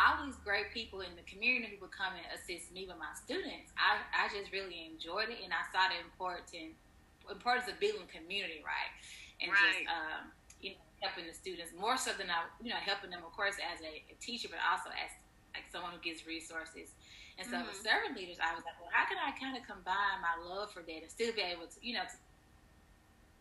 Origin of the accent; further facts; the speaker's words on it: Fayette, Mississippi, United States; we're from the same hometown, Fayette, Mississippi